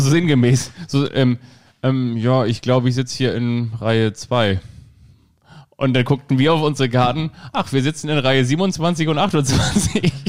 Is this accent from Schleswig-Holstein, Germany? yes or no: yes; Kiel, Schleswig-Holstein, Germany; now in Hamburg, Germany; Ich bin ja auch in Kiel aufgewachsen